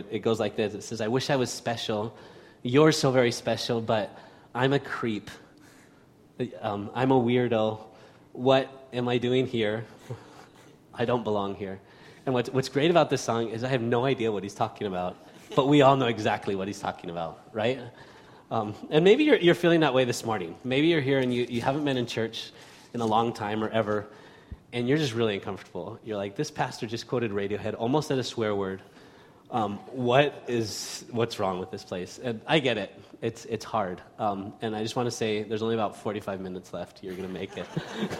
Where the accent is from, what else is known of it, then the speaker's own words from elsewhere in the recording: Barcelona, Catalonia, Spain; also born or lived in Oregon, United States; in the United States, in Oregon, of all places, and when I was about six, we moved to Spain. And I grew up in Barcelona